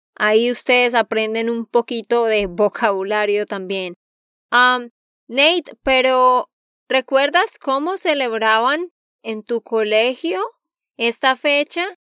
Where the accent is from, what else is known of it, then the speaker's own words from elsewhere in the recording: Santander, Colombia; de Santander, Colombia